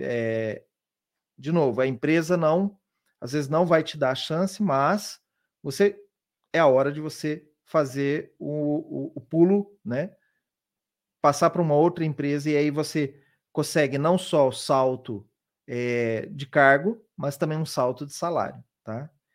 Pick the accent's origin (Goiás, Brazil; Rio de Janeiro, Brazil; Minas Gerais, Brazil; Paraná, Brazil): Paraná, Brazil; Londrina; moved away as an adult; now in São Paulo, Brazil; Eu vim lá de Londrina, no Paraná, e já moro aqui em São Paulo, já tem bastante tempo. Então, eu me formei na minha universidade, na universidade lá na, na minha cidade